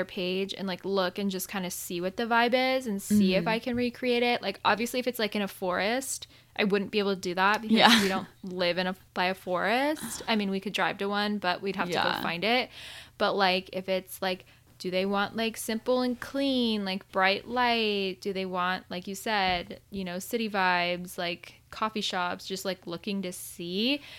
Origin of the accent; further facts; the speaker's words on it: Arizona, United States; moved away; I grew up in Arizona my whole life and it was not a thing. And then I moved out here